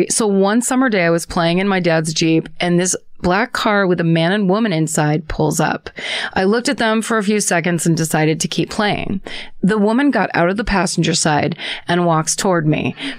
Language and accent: English; San Jose, California, United States; Anyhow, I grew up in San Jose, California, in a lovely little neighborhood where everybody knows everybody.